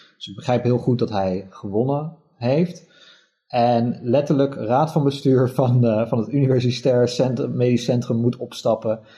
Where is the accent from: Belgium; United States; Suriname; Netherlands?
Netherlands; moved away as an adult; also born or lived in Germany; als Nederlander